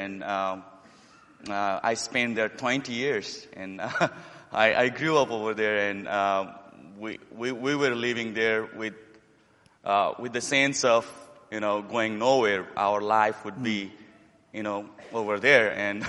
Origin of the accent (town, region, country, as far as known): Nepal; born or raised there; also born or lived in Bhutan / Dallas, United States; now in Harrisburg, United States